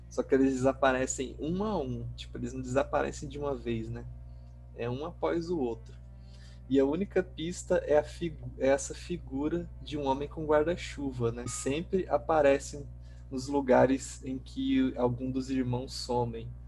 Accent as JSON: {"language": "Portuguese", "town": "Natal", "region": "Rio Grande do Norte", "country": "Brazil", "tie": "born or raised there", "also_born_or_lived": "Pontes Lacerda", "said": "porque eu cresci uma parte da minha infância no Nordeste, em Natal. E só que eu passei assim a adolescência e parte da juventude em Pontes Lacerda, que é uma cidade no interior do Mato Grosso."}